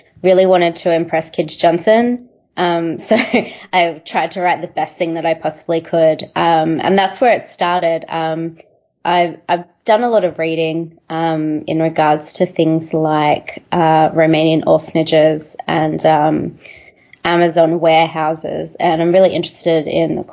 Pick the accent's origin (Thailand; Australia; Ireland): Australia; Melbourne, Victoria; I'm from Melbourne.